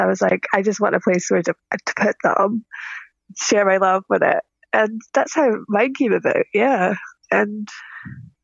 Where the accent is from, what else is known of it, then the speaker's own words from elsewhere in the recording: Scottish Highlands, Scotland, United Kingdom; I'm from Scotland in the Highlands.